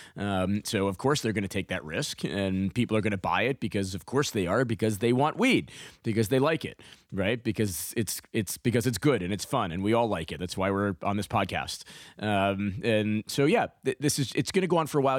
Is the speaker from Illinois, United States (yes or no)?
no; New York City, New York, United States; I grew up in New York City